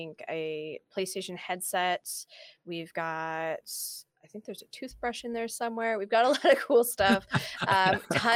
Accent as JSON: {"language": "English", "area": "Niagara Region", "region": "Ontario", "country": "Canada", "tie": "born or raised there", "said": "I am born and raised in Niagara region"}